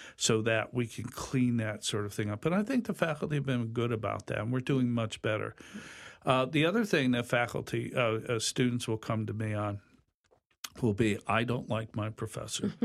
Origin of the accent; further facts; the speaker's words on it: Hartford, Connecticut, United States; moved away as an adult; also born or lived in Long Island, New York / Rochester, New York; born in Hartford many, many years ago.